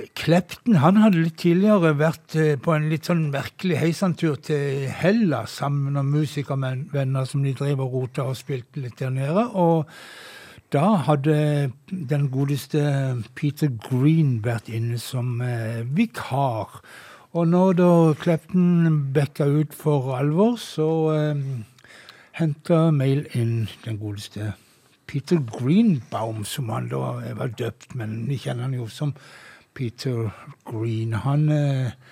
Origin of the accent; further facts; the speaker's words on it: Flekkefjord, Agder, Norway; når jeg var en ung mann og gikk på fester hjemme i Flekkefjord